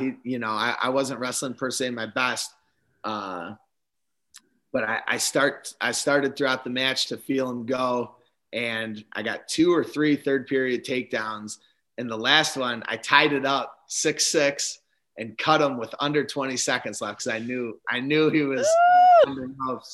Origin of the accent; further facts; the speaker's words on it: Spring Grove, Illinois, United States; We lived about 10 or 15 minutes away from each other at the time, Spring Grove in Johnsburg, Illinois.